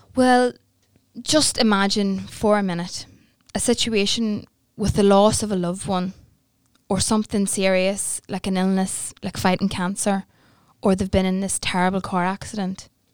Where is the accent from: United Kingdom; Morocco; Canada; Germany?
United Kingdom; Newry, Northern Ireland; I am born and bred in Newry, and I've lived here all of my life